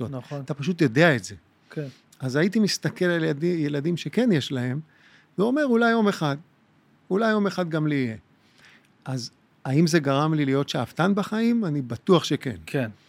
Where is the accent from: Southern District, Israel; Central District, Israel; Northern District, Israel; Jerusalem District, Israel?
Jerusalem District, Israel; Jerusalem; moved away as an adult; now in Tel Aviv, Israel; אני גדלתי בקריית יובל בירושלים. אני נולדתי בקריית יובל בירושלים עד גיל ארבע, ובוא נגיד את הגדילה, את הגדילה, את ה-12-13 שנים הבאות, אחר כך העברתי בנווה יעקב.